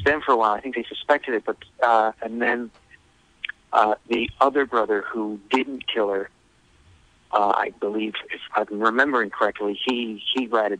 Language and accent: English; Streamwood, Illinois, United States; I grew up in a suburb of Chicago called Streamwood, Illinois, and it was kind of, we didn't call it white trash at the time. We called it, a lot of people, hillbillies. It was kind of very working class and angry.